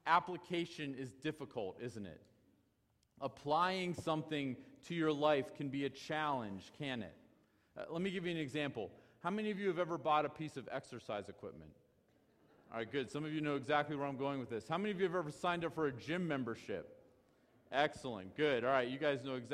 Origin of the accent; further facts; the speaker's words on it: United States; We as American Christians